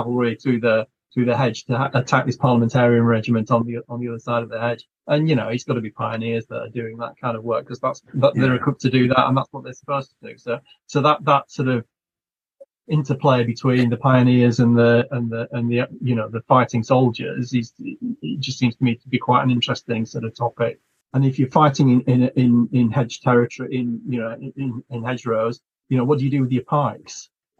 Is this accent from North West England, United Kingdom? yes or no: yes; Lancashire, North West England, United Kingdom; Because I'm originally from Lancashire